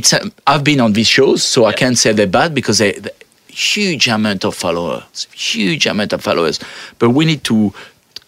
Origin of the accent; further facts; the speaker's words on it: France; now in Australia; I come from France